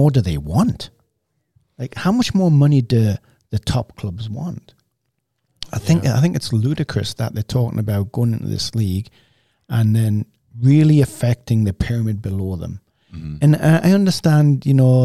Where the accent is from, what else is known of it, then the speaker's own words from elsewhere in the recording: England, United Kingdom; me growing up in England